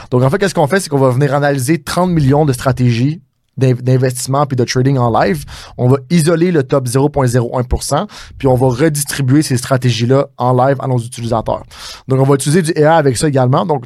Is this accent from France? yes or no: no; Montreal, Quebec, Canada; on est vraiment international, mais moi je suis exactement de Montréal.